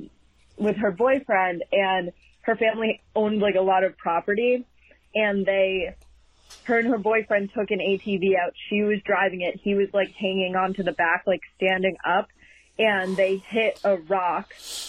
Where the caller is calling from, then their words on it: Boston, Massachusetts, United States; I'm calling from Boston, Massachusetts.